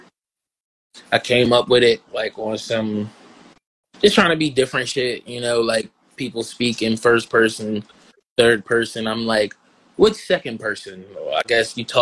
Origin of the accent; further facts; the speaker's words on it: Blackwood, New Jersey, United States; moved away as an adult; now in Philadelphia, United States; I grew up in fucking in Blackwood, New Jersey